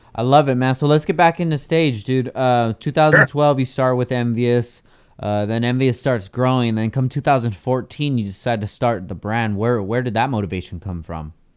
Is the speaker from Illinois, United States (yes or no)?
no; Oxnard, California, United States; also born or lived in Carson City, Nevada; I grew up here in Oxnard